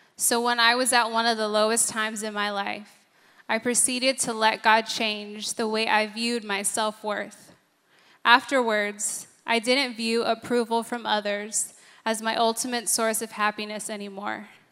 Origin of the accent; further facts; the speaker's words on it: San Diego, California, United States; I grew up in San Diego